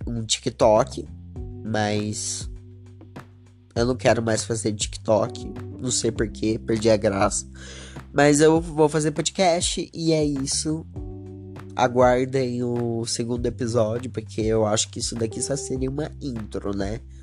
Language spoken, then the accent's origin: Portuguese; Batatais, São Paulo, Brazil; Eu sou de Batatais, interior de São Paulo